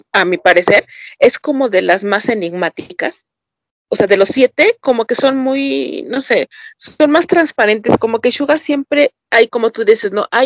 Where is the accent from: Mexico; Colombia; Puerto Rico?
Mexico; Soy mexicano.